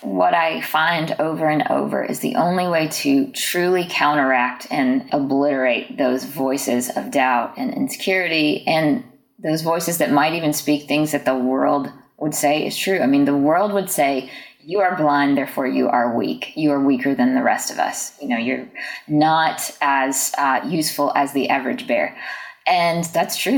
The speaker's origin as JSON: {"language": "English", "town": "Jackson", "region": "Mississippi", "country": "United States", "tie": "born or raised there", "said": "I grew up in Jackson, Mississippi"}